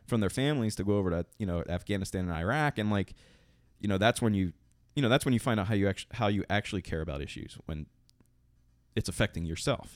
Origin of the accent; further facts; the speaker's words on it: Tobyhanna Army Depot, Pennsylvania, United States; I grew up near Toby Hen Army